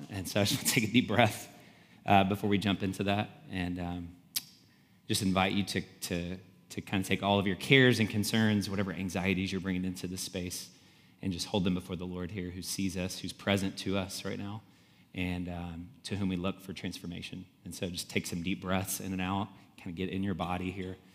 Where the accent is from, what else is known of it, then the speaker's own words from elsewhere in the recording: the South, United States; So we're from the South, and Alex Murdaugh was uh, from this powerful family of lawyers in the low country of South Carolina.